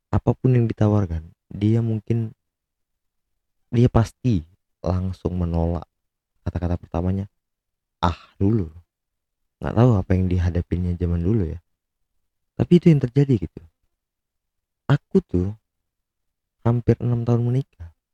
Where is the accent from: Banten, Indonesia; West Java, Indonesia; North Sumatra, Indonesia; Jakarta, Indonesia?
North Sumatra, Indonesia; Medan; mungkin karena aku orang Medan ya jadi nggak lucu-lucunya gitu